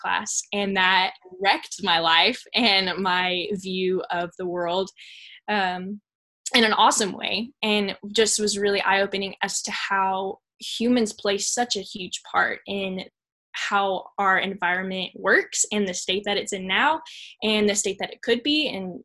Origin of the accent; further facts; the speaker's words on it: Dallas, Texas, United States; I'm from the Dallas area